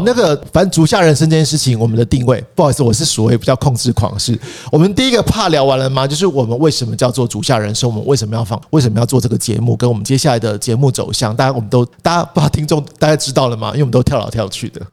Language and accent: Chinese; Taipei, Taiwan; 因为我是台北人，死台北人